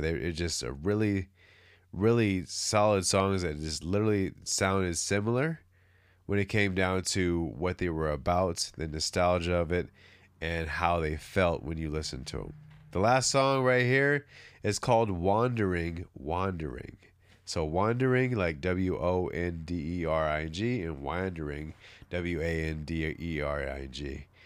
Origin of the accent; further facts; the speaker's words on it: California, United States; I'm from California